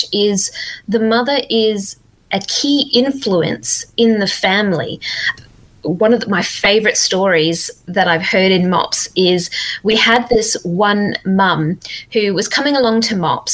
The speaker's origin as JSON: {"language": "English", "country": "Zimbabwe", "moved": "yes", "lives_now": "Perth, Australia", "said": "I'm actually originally from Zimbabwe way back when, but I've been living in Australia for quite a while now"}